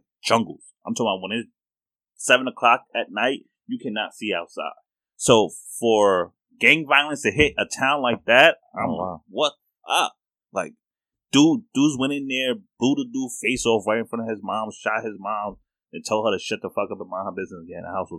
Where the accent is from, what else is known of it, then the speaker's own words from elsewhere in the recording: New York, United States; Now I'm from New York, part of the hood.